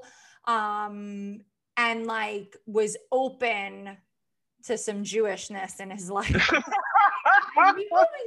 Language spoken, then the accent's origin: English; Long Island, New York, United States; also born or lived in Queens / Manhattan, New York; now in New York City, United States; I grew up mostly on Long Island.